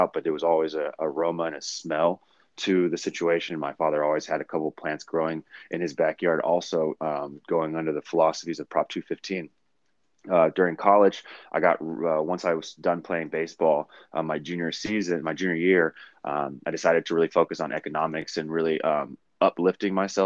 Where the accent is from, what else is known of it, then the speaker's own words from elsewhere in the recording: Oakland, California, United States; also born or lived in San Francisco, California / Washington; I moved to Oakland before the age of one. I went to Oakland Public School District my whole entire life, from kindergarten all the way through 12th